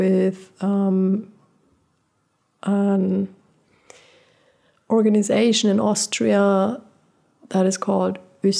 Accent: Portugal; Like, I was born in Portugal, and I lived my first 6 years without electricity and running water.

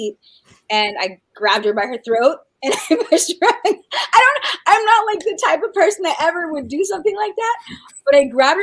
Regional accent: New Mexico, United States; New Mexico's my home state

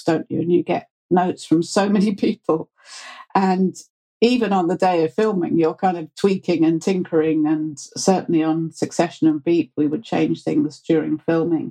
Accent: United Kingdom; accent: very British; being British

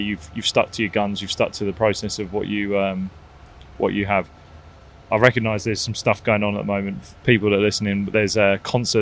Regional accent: Barbados; moved away; I grew up playing in Barbados, so I know Barbados really well.

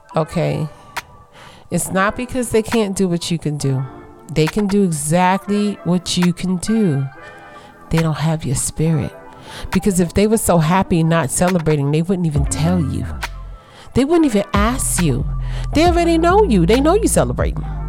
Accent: New York City, New York, United States; I grew up in Brooklyn

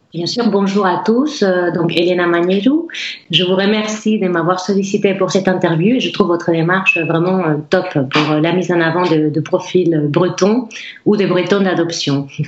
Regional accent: Basque Country, Spain; French is a second language; moved away as an adult; now in Rennes, France; je viens du Pays Basque

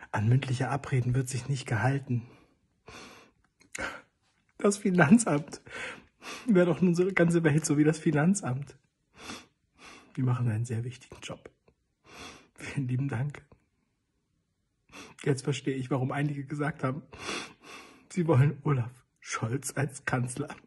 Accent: Mannheim, Baden-Württemberg, Germany; Bei uns in Mannheim

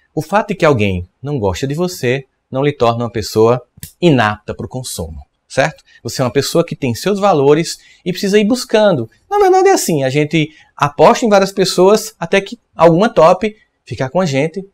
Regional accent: Northeast Region, Brazil; eu sou nordestino e aqui no Nordeste

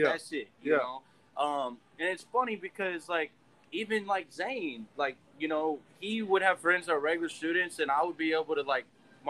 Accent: League City, Texas, United States; where are you from? I'm like, oh, Lake City. They're like, oh, what high school? Clear Springs.

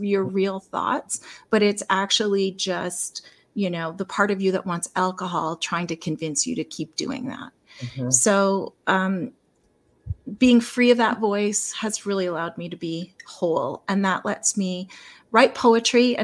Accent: Lethbridge, Alberta, Canada; I'm in Lethbridge

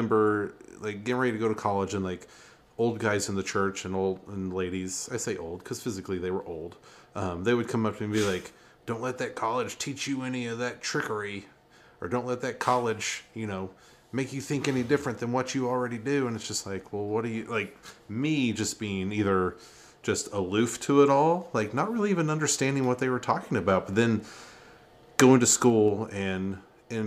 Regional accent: Eastern Kentucky, United States; growing up in Eastern Kentucky

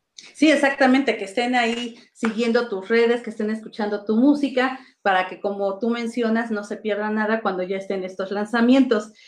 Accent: Mexico; nosotros como mexicanos

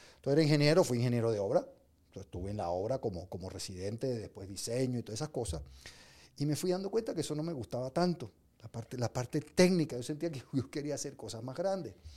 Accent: Venezuela; moved away; also born or lived in England; yo nací en Inglaterra, yo soy, mi pasaporte, gracias a Dios, es británico por los problemas de mi país. Mis padres eran venezolanos, me crié en Venezuela

